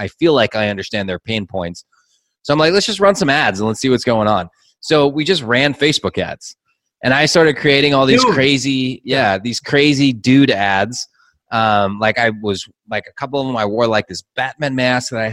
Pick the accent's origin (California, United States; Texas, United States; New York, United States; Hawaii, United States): California, United States; Southern; now in Mexico; I'm from Southern California, so we use dude like every other word.